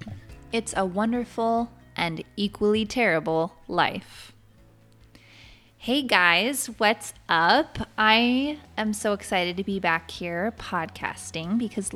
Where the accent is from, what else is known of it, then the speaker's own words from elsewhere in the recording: Oregon, United States; I grew up in Central Oregon and I have something in me, this need, this desire, very deep desire to be in the trees and the mountains.